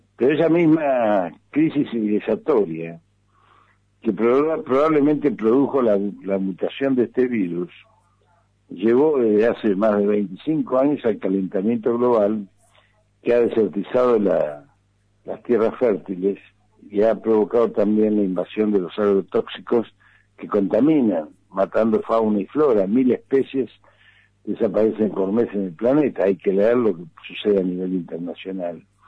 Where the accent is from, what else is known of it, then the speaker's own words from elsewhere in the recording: Argentina; En el caso nuestro, como peronistas, como argentinos